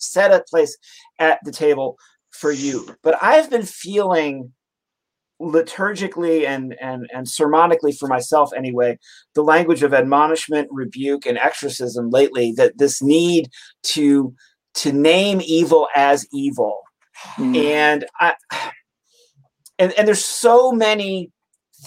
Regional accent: Detroit, Michigan, United States; moved away; I'm from Detroit originally

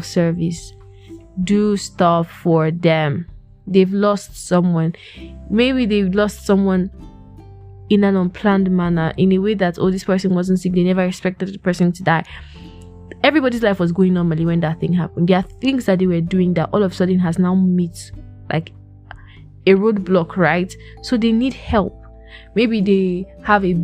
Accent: Plateau, Nigeria; I'm from Plateau State, Nigeria

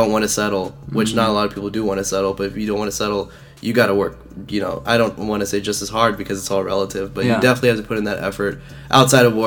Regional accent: Dallas, Texas, United States; I'm from Dallas, born and raised here

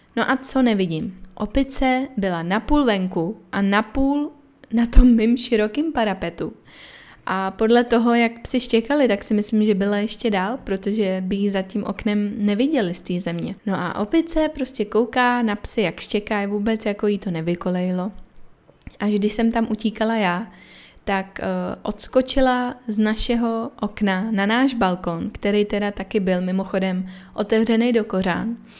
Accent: Czechia; moved away as an adult; now in Chennai, India; jsem jako z Česka

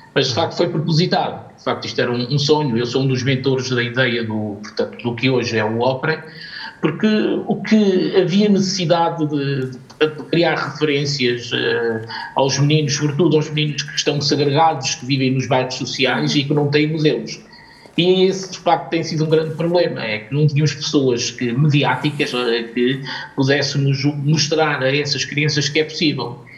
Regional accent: Portugal; nós acima de tudo somos portugueses

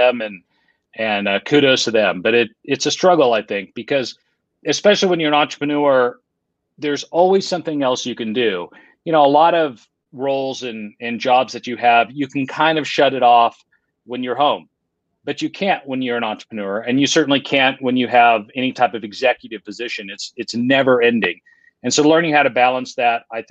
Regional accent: Lake Tahoe, California, United States; now in Utah, United States; I grew up in another pretty place. I grew up in Lake Tahoe, California.

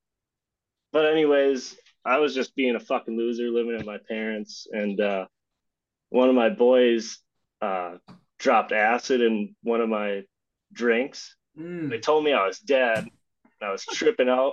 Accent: Minnesota, United States; I'm from Minnesota, small town

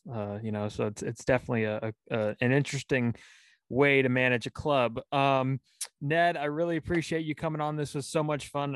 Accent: Pacifica, California, United States; someone from my hometown was also in that draft the uh, pacifica legend

